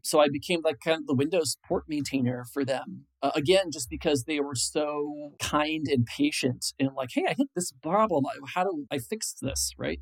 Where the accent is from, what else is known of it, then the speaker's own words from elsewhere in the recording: Illinois, United States; moved away as an adult; also born or lived in San Francisco Bay Area; I grew up in Illinois. I moved to the San Francisco Bay Area in 1997.